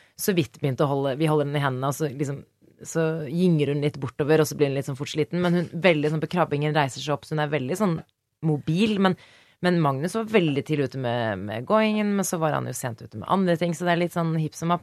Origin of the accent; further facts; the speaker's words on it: Norway; Så vi mhm. er jo da eh, vokst opp i Norge